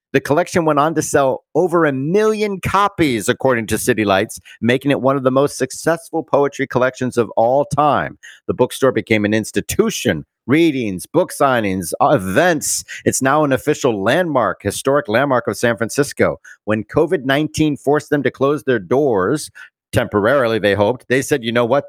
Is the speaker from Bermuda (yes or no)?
yes; Bermuda; I'm from Bermuda, That's where I was born.